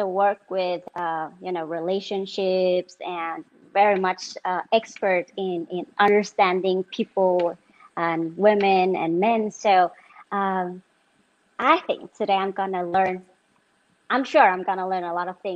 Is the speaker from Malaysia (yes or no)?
no; Denmark; also born or lived in Cambodia; now in Vietnam; I grew up in Denmark and been living in Asia, specifically Vietnam and Cambodia, the past almost 8 years